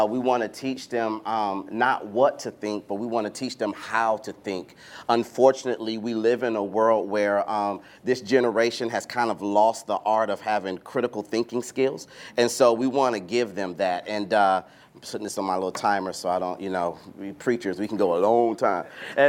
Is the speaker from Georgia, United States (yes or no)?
yes; Atlanta, Georgia, United States; we're from Atlanta where, you know, we shut down our schools when it's going to be too cold or we have snow flurries and all that stuff.